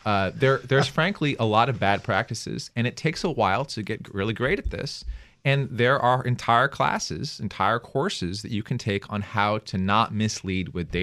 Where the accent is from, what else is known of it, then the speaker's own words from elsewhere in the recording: United States; I'm an American